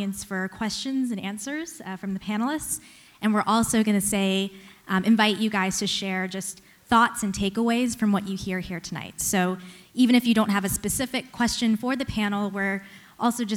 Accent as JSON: {"language": "English", "region": "North Carolina", "country": "United States", "tie": "born or raised there", "said": "My siblings and I were raised in North Carolina"}